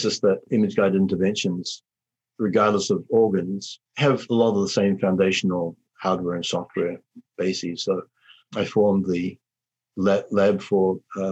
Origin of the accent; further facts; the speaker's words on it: New Zealand; moved away as an adult; also born or lived in Montreal, Canada; now in London, Ontario, Canada; I'm a New Zealander